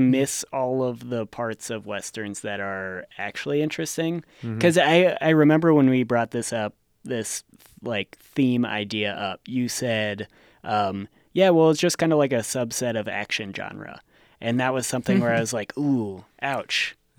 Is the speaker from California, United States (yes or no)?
no; Gardnerville, Nevada, United States; and I guess I grew up in Gardnerville, so this is much less of a mythical creature for me.